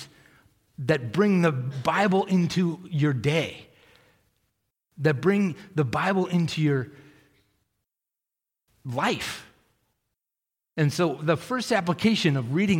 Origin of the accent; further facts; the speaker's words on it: Massachusetts, United States; moved away; I grew up in Massachusetts